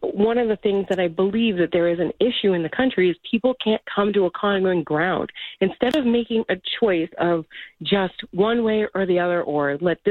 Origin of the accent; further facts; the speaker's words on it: Medford, Massachusetts, United States; moved away as an adult; now in Tewksbury, United States; We grew up in Medford.